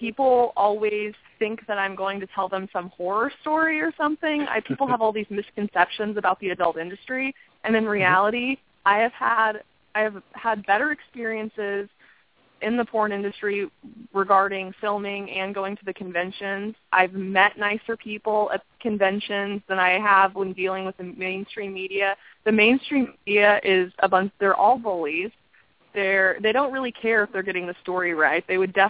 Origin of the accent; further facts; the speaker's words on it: Midwest, United States; I don't know if it's just because I'm from the Midwest, but I'm a little biased